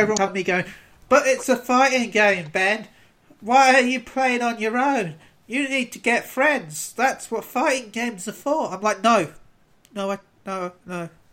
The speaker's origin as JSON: {"language": "English", "country": "United Kingdom", "said": "as a British person"}